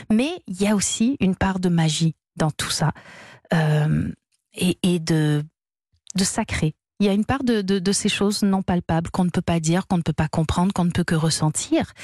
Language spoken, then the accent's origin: French; Canada; Alors, moi, je suis canadienne, on pourrait me dire, bah, t'as pas grandi à Paris, t'es pas une parisienne, t'as pas tout ça.